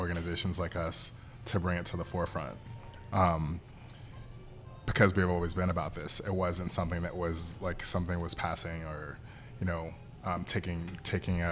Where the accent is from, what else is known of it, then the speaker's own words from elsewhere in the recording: New York, United States; now in New Orleans, United States; as a New Yorker